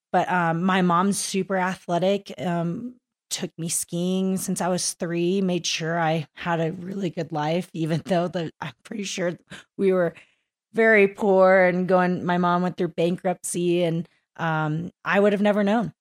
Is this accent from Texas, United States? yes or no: yes; Kingwood, Texas, United States; moved away; I'm from Kingwood, Texas